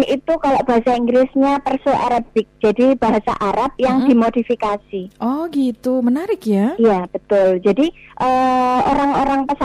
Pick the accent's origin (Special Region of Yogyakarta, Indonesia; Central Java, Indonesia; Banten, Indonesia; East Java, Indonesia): East Java, Indonesia; Iya, jadi memang saya orang Osing